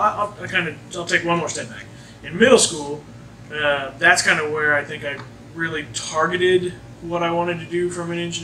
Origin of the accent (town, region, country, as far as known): Jasper, Indiana, United States; born or raised there